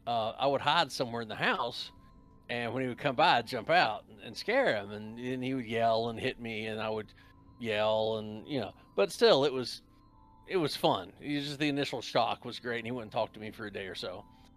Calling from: West Virginia, United States; I'm actually in the mountains of West Virginia.

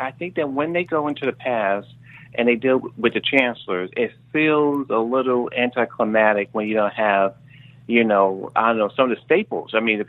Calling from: New York, United States; calling from New York.

